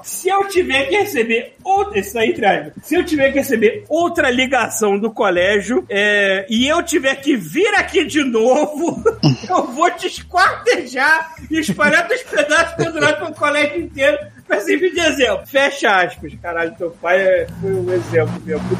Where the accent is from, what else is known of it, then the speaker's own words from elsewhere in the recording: Rio de Janeiro, Brazil; Fui criado na Sulacap, saudosa Sulacap, lá perto de onde eu morava, até os 12 anos e passava meus dias na rua, jogando bola, andando de bicicleta